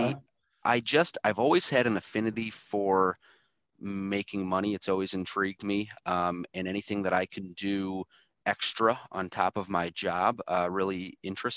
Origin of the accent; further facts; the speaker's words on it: Michigan, United States; I was born and raised here in Michigan, haven't left